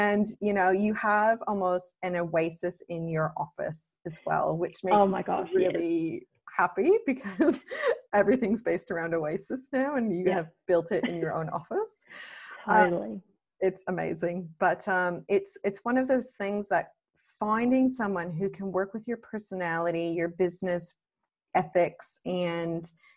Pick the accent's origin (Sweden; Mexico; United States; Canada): Canada; now in Australia; I'm Canadian living in Australia